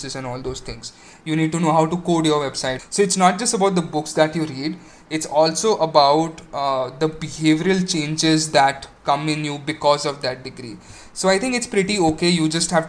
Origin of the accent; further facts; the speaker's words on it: Aurangabad, Maharashtra, India; moved away as an adult; also born or lived in Pune; So I was born and brought up in Aurangabad